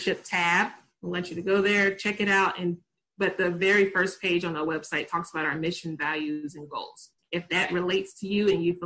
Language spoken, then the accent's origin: English; Tennessee, United States; accent: country; I'm from Tennessee, I'm country